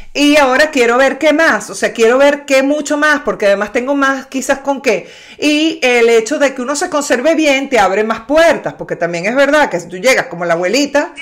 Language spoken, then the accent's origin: Spanish; Maracay, Aragua, Venezuela; Mi abuela era de Maracay, nací en Maracay